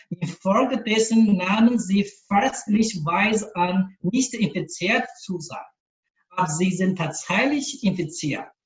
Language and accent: German; Changzhi, Shanxi, China; German is a second language; now in Beijing, China; den Leitern der Diözese Peking, das ist Bistum, wo ich arbeite, und Changzhi, das Bistum von meiner Heimat